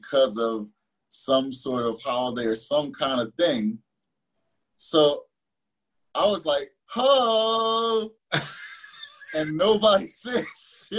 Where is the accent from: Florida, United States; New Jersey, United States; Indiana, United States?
New Jersey, United States; Camden; I was living in Camden, but going to school 40 miles outside of the district